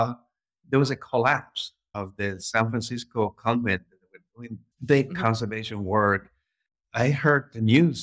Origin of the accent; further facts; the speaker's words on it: Havana, Cuba; moved away; I'm originally from Havana, Cuba